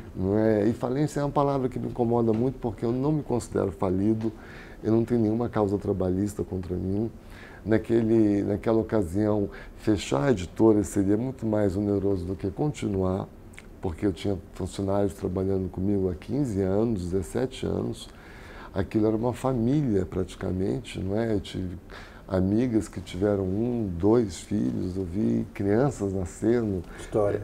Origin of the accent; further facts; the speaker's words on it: Rio de Janeiro, Brazil; moved away as an adult; also born or lived in Europe; now in São Paulo, Brazil; minha cidade natal